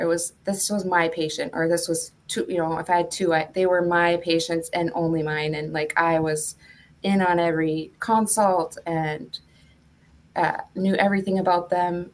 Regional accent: Duluth, Minnesota, United States; moved away as an adult; also born or lived in Washington State; now in Washington, United States; I was born and raised in Duluth, Minnesota, but I moved to the West Coast, um, Washington State in 2000

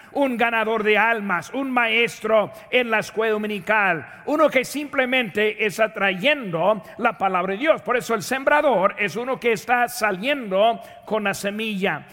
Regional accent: Indiana, United States; moved away; De donde yo nací, ahí en Indiana

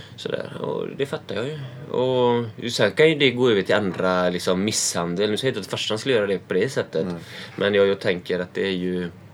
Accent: Sweden; jag som svensk

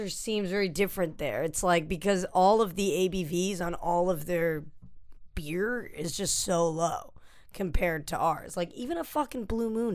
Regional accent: New England, United States; now in New York, United States; I'm from New England

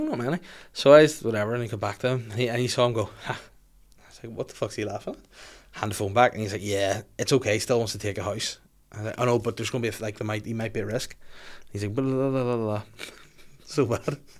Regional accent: Bangor, Northern Ireland, United Kingdom; I'm from Bangor.

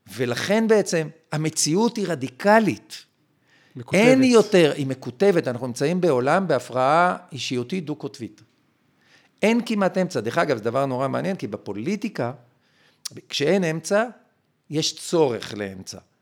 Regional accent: Israel

